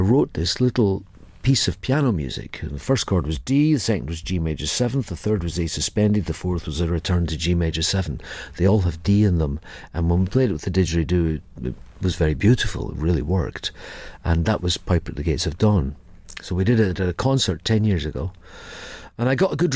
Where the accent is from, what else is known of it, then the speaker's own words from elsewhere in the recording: Edinburgh, Scotland, United Kingdom; also born or lived in Ayr, Scotland; I was born in Edinburgh, I lived there till I was 12, then my mum changed job. I lived with my mum and we moved to Ayr